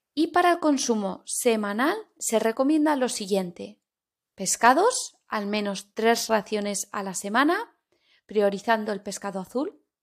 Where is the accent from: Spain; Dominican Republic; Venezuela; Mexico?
Spain